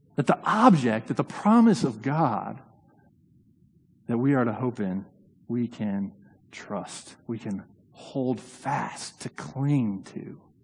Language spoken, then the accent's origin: English; Indiana, United States; now in New Haven, United States; I grew up in Indiana